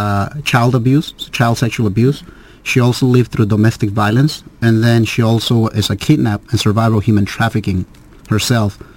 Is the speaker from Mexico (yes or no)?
yes; Mexico; now in United States; I was born in Mexico. I'm a U.S. citizen